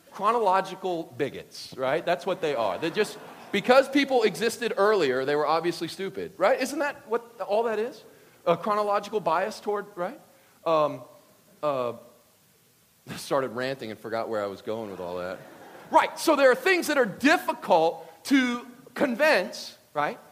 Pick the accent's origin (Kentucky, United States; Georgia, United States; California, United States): Kentucky, United States; I'm from Kentucky